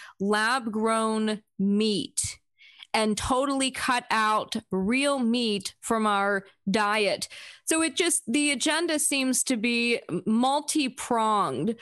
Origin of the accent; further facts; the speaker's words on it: South Florida, United States; now in Vienna, United States; I grew up in South Florida. I live here now